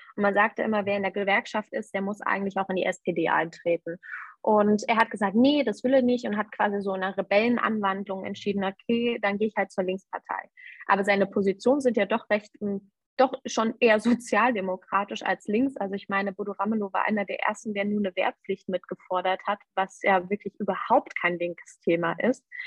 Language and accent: German; Erfurt, Thuringia, Germany; also born or lived in Weimar; Ich bin in Weimar geboren Okay. Und ähm, habe aber zeitlebens dann in Erfurt gewohnt.